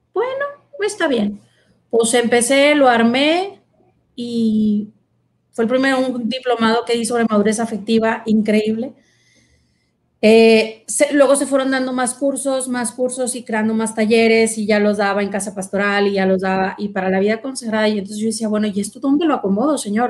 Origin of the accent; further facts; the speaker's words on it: Monterrey, Nuevo León, Mexico; en la casa donde yo nací, aquí en Monterrey, estaba enfrente de, pues, mi, parroquia